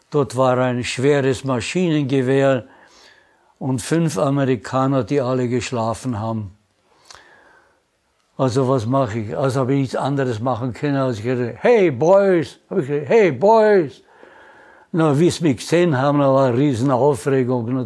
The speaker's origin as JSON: {"language": "German", "region": "Prague", "country": "Czechia", "tie": "born there", "also_born_or_lived": "Austria", "said": "habe gesagt, ich bin ein Österreicher. Gibt es eine Einheit?"}